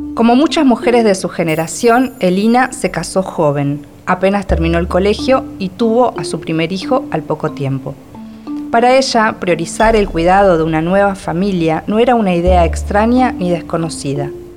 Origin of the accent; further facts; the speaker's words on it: Argentina; soy argentina y escritora